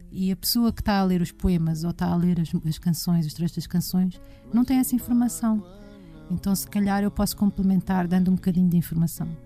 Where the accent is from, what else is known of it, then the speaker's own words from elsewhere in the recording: Portugal; nos falta a nós como portugueses e sobretudo como portuguesas